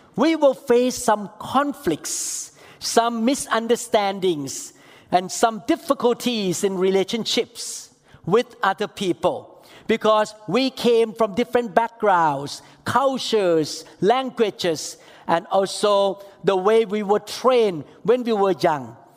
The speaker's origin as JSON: {"language": "English", "country": "Thailand", "said": "I'm from Thailand"}